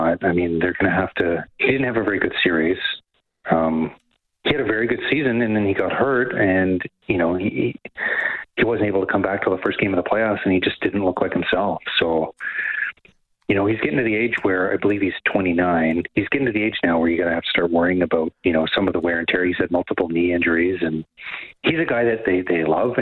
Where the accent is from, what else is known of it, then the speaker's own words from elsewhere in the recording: Kamloops, British Columbia, Canada; moved away as an adult; also born or lived in Ontario; now in Toronto, Canada; I'm from the interior. I'm from Kamloops